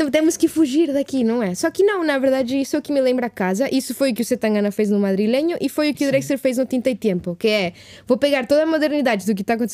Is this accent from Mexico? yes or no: yes; Mexico; Portuguese is a second language; de onde eu cresci no México é super, tipo, influência americana, super...